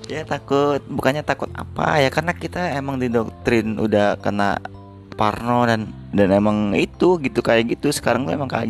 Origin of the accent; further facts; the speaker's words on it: Palembang, South Sumatra, Indonesia; moved away; Jadi gue tuh emang setiap tahun pasti gue balik ke kota gue di Palembang gitu kan